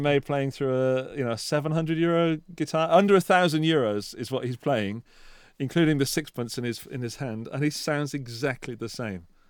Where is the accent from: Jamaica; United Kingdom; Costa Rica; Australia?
United Kingdom; as a Brit